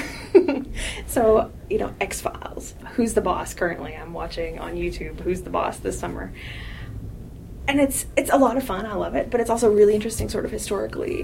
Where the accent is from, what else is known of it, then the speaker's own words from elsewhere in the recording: Kentucky, United States; I'm from Kentucky, so Kentucky is home.